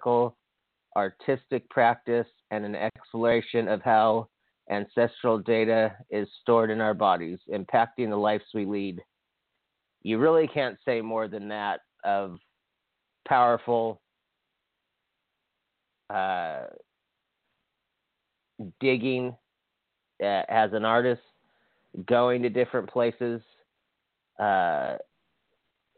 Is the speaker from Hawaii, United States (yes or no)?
yes; Hawaii, United States; I'm from Hawaii